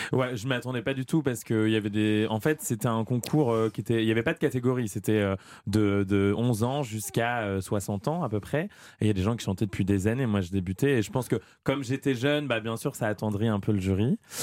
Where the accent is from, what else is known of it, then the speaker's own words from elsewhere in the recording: Amiens, Hauts-de-France, France; à Amiens, dans ma ville natale